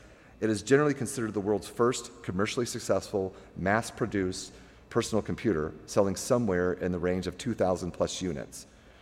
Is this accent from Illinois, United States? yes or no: no; Jacksonville, Florida, United States; I'm from Jacksonville, Florida